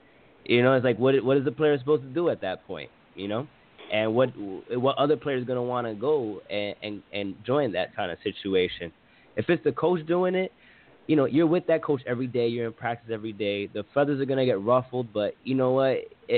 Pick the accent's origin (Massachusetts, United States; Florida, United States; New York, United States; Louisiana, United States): New York, United States; New York City; I'm a New Yorker